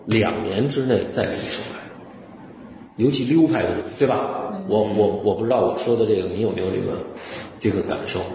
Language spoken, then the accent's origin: Chinese; China; 我们中国人不太喜欢。